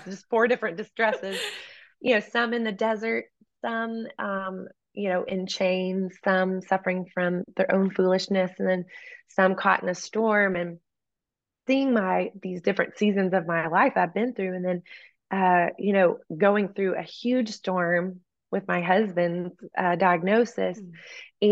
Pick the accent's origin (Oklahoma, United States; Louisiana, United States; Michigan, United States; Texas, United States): Texas, United States; East; moved away as an adult; growing up in East Texas